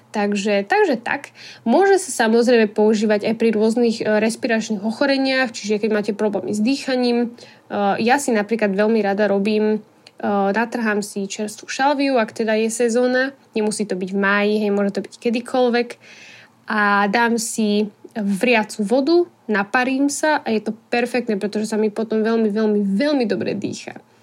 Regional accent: Bratislava, Bratislava Region, Slovakia; pochádzame z Bratislavy

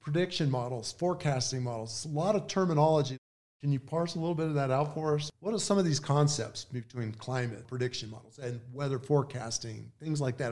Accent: Flagstaff, Arizona, United States; Growing up in Flagstaff

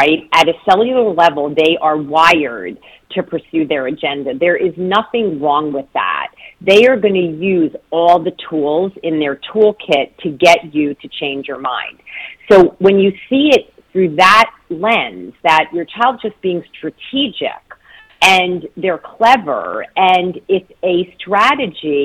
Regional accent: northern New Jersey, United States; also born or lived in Detroit, Michigan / Ann Arbor, Michigan; now in Washington, D.C., United States; I'm originally from northern New Jersey, right across the river from New York City, and now I'm in Washington, D.C.

